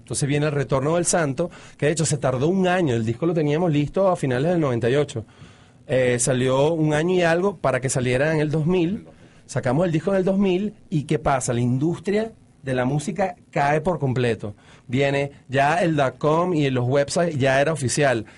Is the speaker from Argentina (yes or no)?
no; Caracas, Capital District, Venezuela; moved away; also born or lived in Mexico / Florida; yo creciendo en los 70, en Caracas